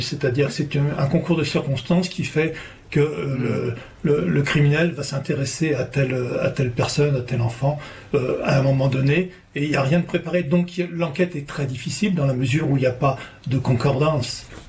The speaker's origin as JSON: {"language": "French", "country": "France", "said": "chez nous en France"}